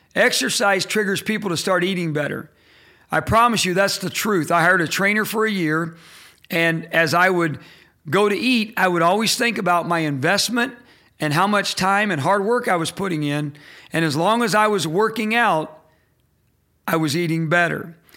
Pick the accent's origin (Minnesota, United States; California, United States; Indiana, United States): Indiana, United States; I'm from Indiana. I'm a Hoosier